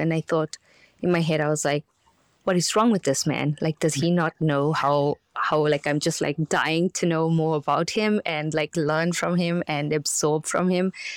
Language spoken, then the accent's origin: English; South Africa; moved away; I'm from South Africa